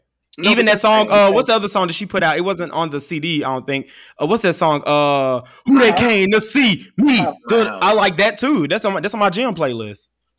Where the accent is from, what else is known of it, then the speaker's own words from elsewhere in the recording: the South, United States; I'm from the South, so country. You know, I grew up on a farm